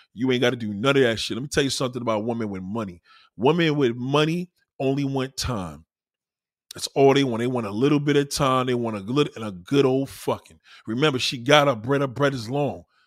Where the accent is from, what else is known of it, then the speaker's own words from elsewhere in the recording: New York City, New York, United States; also born or lived in Brooklyn / Staten Island; I'm a New Yorker. I was born and raised here